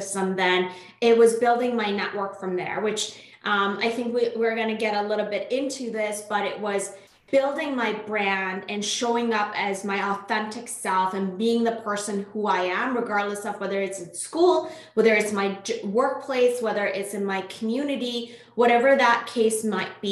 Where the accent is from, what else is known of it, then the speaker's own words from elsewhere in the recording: Iran; first language Persian; English is a second language; moved away as an adult; now in Canada; I'm originally born and raised in Iran, moved to Canada in 2005 for school.